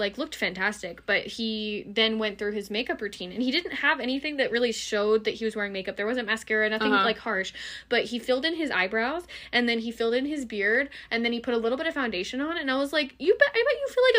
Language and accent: English; United States; we only operate as an American citizen.